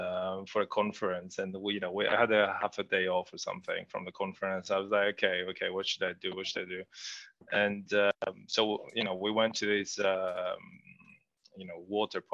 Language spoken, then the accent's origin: English; Athens, Attica, Greece; moved away